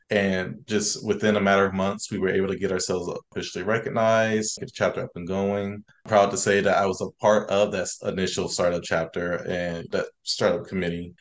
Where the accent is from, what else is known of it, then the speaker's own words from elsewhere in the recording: Columbus, Ohio, United States; I'm originally from Columbus, Ohio